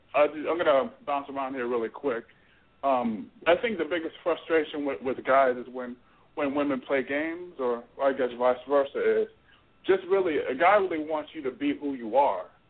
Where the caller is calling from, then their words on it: Florida, United States; I'm calling from Florida